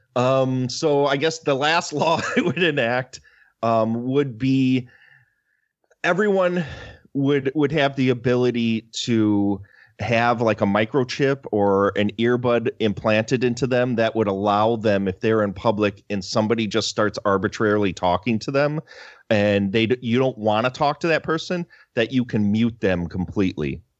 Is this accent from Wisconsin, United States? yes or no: yes; Wisconsin, United States; I'm from Wisconsin